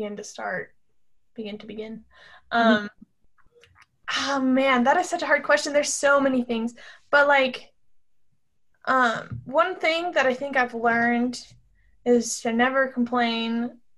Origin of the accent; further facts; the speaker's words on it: Salt Lake City, Utah, United States; I am from Salt Lake City